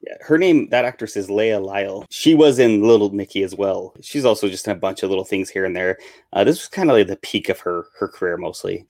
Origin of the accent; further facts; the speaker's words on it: Wyoming, United States; I grew up in Wyoming where it snows half the time